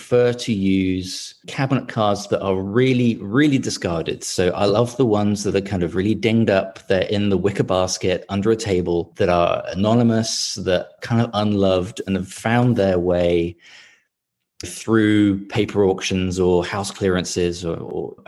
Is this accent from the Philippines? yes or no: no; London, United Kingdom; moved away as an adult; now in Portland, Maine, United States; I'm from London originally, as you can probably tell from the accent.